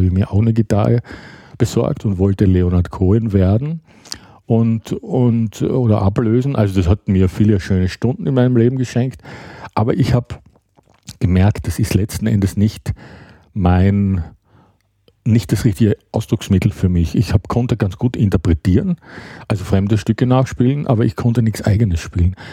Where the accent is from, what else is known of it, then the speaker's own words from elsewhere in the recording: Graz, Styria, Austria; moved away as an adult; also born or lived in Düsseldorf, Germany / Hamburg, Germany; now in Berlin, Germany; ich bin Ende der 70er Jahre aus Graz, meiner Heimatstadt, die schon sehr weit im Süden ist